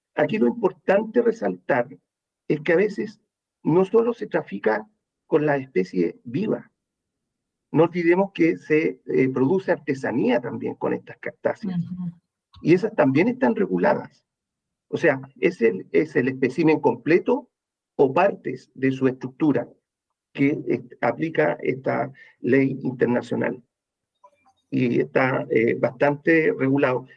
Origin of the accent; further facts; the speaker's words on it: Chile; Los chilenos